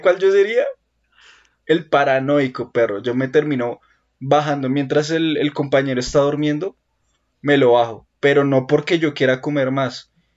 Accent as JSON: {"language": "Spanish", "country": "Colombia", "said": "Yo como buen colombiano"}